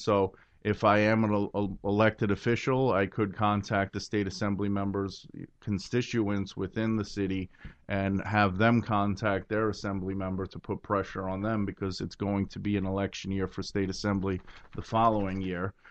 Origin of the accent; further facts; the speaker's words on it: New York City, New York, United States; I was born in Brooklyn. I love my city.